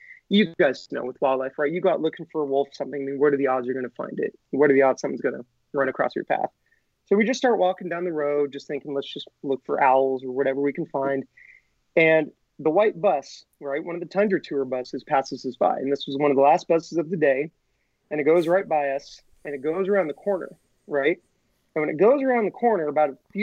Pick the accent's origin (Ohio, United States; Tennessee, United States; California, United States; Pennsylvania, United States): California, United States; Monterey; also born or lived in Washington / Jackson Hole, Wyoming; I was born in Monterey. So I was born here. I didn't live here my entire life. I lived in Washington, Wyoming for a little bit